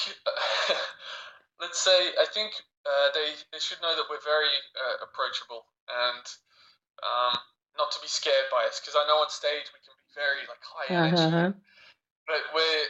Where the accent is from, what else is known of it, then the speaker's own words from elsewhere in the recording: Australia; moved away; also born or lived in France; myself and my brother, we grew up, we grew up in Australia, but we lived in France for a long time